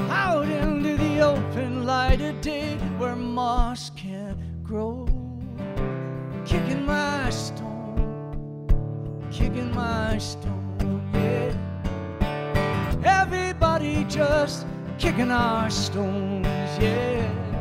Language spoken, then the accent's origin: English; Wisconsin, United States; I'm from Wisconsin